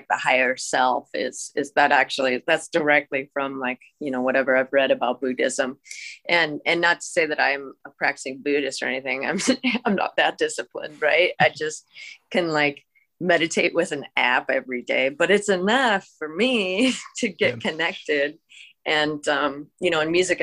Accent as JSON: {"language": "English", "region": "Washington", "country": "United States", "tie": "born or raised there", "said": "I grew up in Washington State, so I did have like that huge grunge influence"}